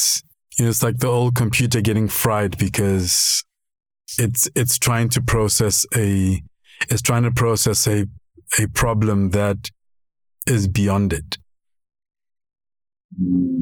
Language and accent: English; Lesotho; now in South Africa; I grew up in Lesotho and I was raised by my father.